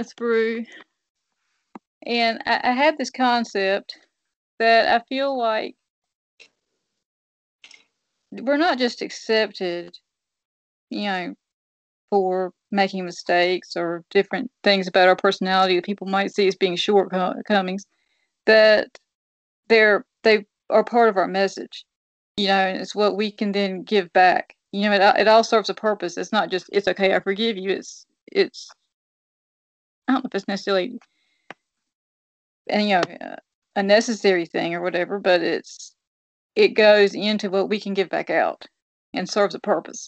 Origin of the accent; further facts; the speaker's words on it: New Bern, North Carolina, United States; my hometown in New Bern